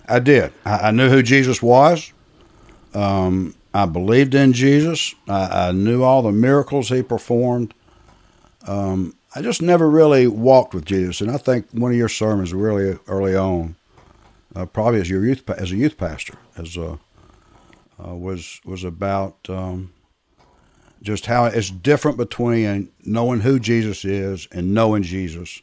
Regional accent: Atlanta, Georgia, United States; I was born and raised in Atlanta

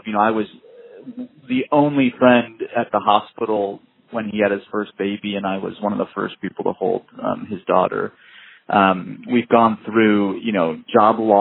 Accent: Midwest, United States; now in Southern California, United States; I grew up in the Midwest

